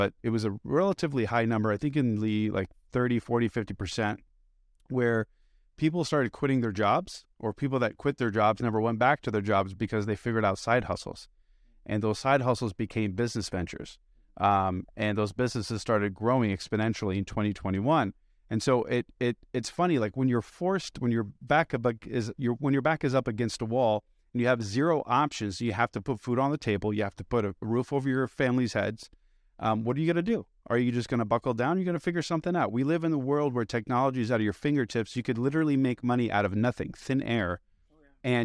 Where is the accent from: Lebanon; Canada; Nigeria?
Lebanon; Beirut, Beirut Governorate; also born or lived in United States; I'm an immigrant. I'm not from here. I was born here, but I, you know, I was raised in Beirut and Lebanon.